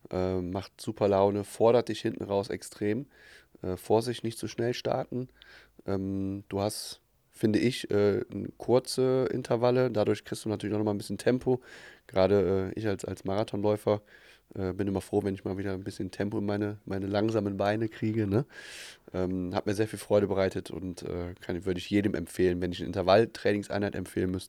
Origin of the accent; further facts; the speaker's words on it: Aachen, North Rhine-Westphalia, Germany; ja, da geht man schon gezielt hin als Aachener.